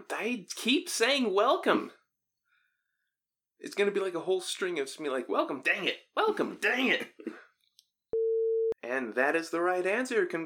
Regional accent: Oxnard, California, United States; I'm from Oxnard. I live in the alley down the way. It's like five blocks over.

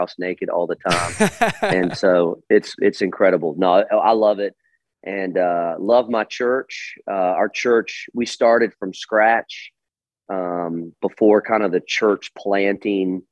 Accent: Richmond, Virginia, United States; now in Charlotte, United States; I'm originally from Richmond, Virginia

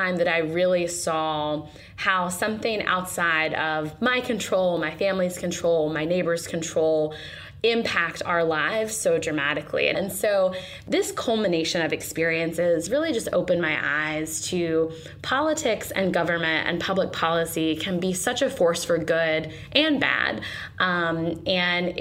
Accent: Western North Carolina, United States; I am originally from North Carolina. I grew up in a really rural part of Western North Carolina in a low-income family

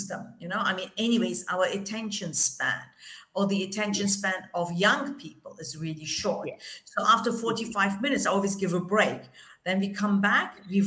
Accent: Germany; I'm Turkish, right? I grew up in Germany

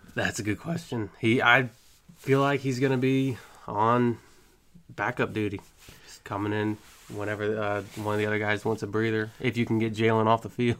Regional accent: Jacksonville, Florida, United States; I've born and raised in Duval. I've been here all my life.

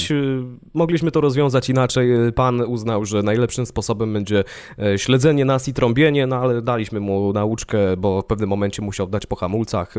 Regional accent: Ostrowiec Świętokrzyski, Świętokrzyskie Voivodeship, Poland; now in Warsaw, Poland; pochodzę z Ostrowca i w tym mieście zdawałem egzamin na prawo jazdy

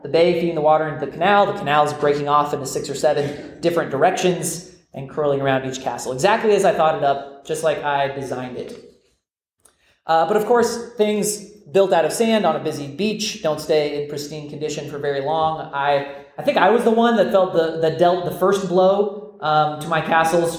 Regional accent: Florida, United States; I grew up in Florida, America's most famous peninsula

